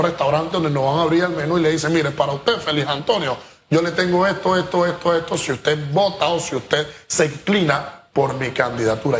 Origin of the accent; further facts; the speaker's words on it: Panama; nosotros como panameños